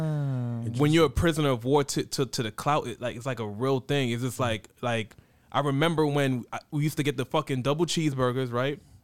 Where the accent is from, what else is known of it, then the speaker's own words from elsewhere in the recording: United States; I'm first generation. I'm the first one out of my family to be born in America.